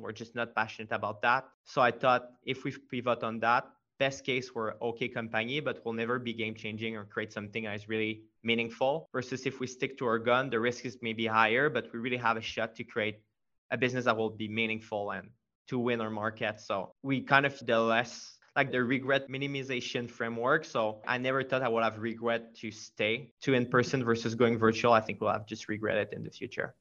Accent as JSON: {"language": "English", "region": "Quebec", "country": "Canada", "accent": "French", "second_language": "English", "said": "i'm from quebec so i have a pretty pretty strong french accent"}